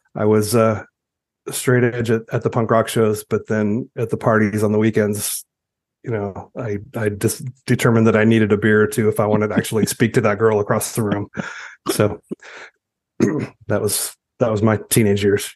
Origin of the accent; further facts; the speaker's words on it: Ontario, California, United States; also born or lived in Rowland Heights, California / Walnut, California / Costa Mesa, California; I was growing up in Ontario